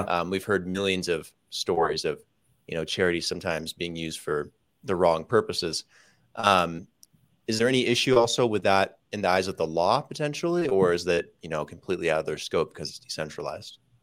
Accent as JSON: {"language": "English", "town": "Las Vegas", "region": "Nevada", "country": "United States", "also_born_or_lived": "California", "moved": "yes", "said": "I'm from Vegas"}